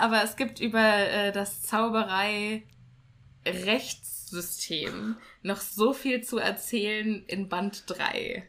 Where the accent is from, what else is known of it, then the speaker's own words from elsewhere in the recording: Germany; hier bei uns in Deutschland